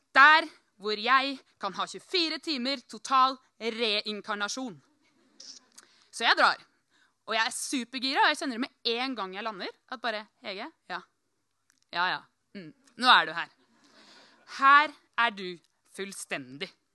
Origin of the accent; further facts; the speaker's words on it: Norway; jeg er fra Norge